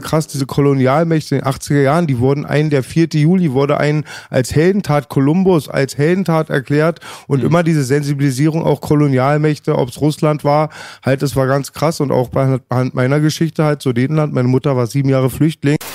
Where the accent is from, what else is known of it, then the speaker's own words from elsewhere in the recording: Germany; als Deutscher